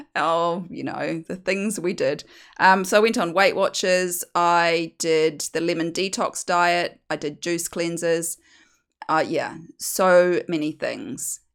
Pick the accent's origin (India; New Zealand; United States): New Zealand; moved away as an adult; also born or lived in United Kingdom; now in Australia; as you can hear from my accent, I'm from New Zealand